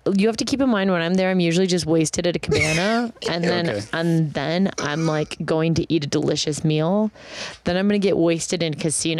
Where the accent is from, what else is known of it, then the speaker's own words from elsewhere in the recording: Milwaukee, Wisconsin, United States; that's my hometown.